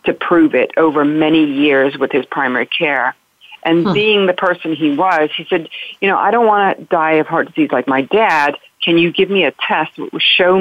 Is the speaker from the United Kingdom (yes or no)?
yes; the south of England, United Kingdom; moved away as an adult; also born or lived in London; now in United States; I grew up in England, the south of England, and went to school in London